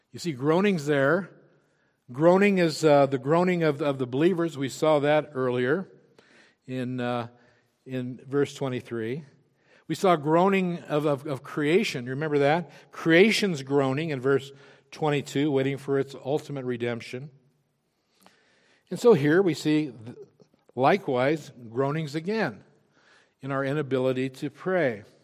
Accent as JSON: {"language": "English", "region": "Wyoming", "country": "United States", "said": "I'm from Wyoming. I know what it means to cowboy my way through a problem."}